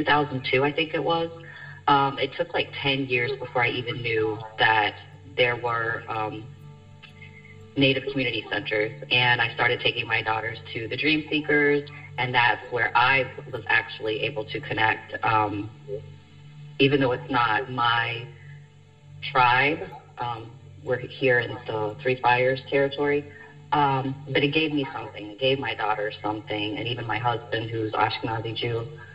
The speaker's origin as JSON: {"language": "English", "region": "West Virginia", "country": "United States", "tie": "born or raised there", "moved": "as an adult", "lives_now": "Detroit, United States", "said": "being like multiracial, I grew up in West Virginia too"}